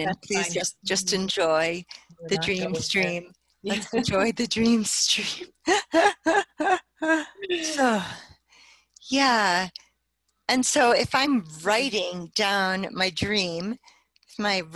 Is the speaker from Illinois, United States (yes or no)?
no; New Jersey, United States; also born or lived in Bronx, New York; I grew up in New Jersey, I was born in the Bronx, raised in New Jersey